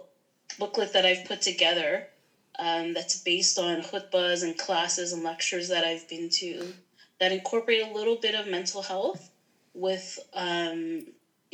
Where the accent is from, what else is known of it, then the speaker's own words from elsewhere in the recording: Toronto, Ontario, Canada; I am from the Toronto area. I live about maybe like 40 minutes outside of the Toronto area in the suburbs.